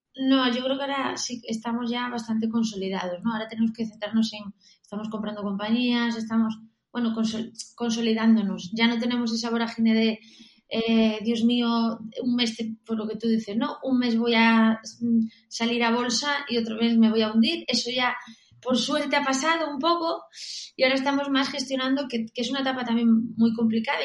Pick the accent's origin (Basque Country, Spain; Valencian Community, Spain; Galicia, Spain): Galicia, Spain; also born or lived in Barcelona; now in Madrid, Spain; yo soy gallega